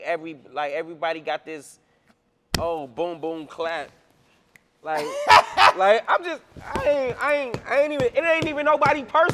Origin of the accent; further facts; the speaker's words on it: Cleveland, Ohio, United States; I'm from Cleveland, nigga. I live 10 minutes from bone.